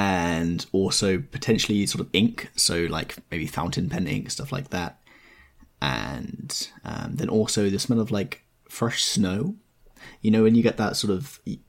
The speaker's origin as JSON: {"language": "English", "country": "United Kingdom", "said": "Outing myself as British"}